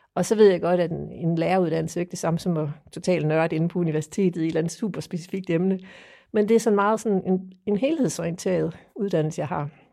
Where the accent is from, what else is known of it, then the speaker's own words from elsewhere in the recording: Funen, Southern Denmark, Denmark; jeg kommer fra Fyn. Jeg bor i Strib